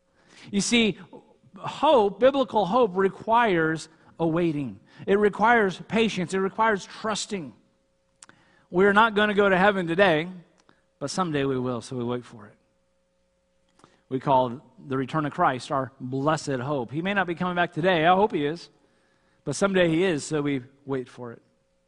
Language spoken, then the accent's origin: English; California, United States; I remember when I first came up here in the Army, I came from Southern California, and no one is in any kind of hurry here.